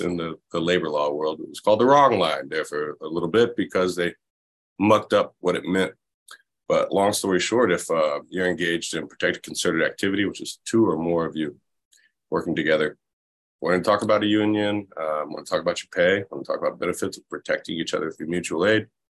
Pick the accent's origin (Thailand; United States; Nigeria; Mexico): United States; Florida; moved away; I'm originally from Florida